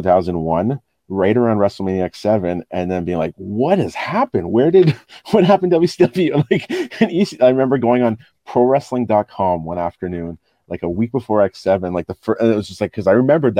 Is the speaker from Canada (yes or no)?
yes; Ottawa, Ontario, Canada; growing up in Ottawa